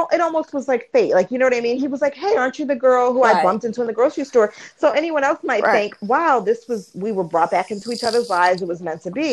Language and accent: English; Baltimore, DC area, Maryland, United States; Like Baltimore, DC area, it's where I'm from.